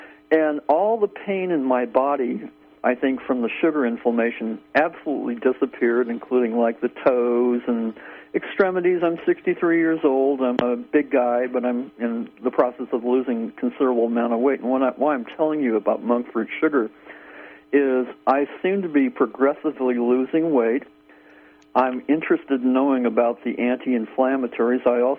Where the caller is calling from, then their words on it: Garberville, California, United States; I'm calling from Garberville, California, in southern Humboldt County.